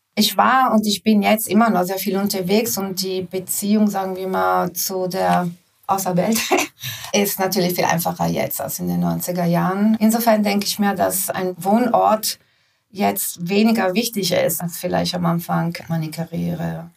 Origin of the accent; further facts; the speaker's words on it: Italy; moved away; ich bin in Italien groß geworden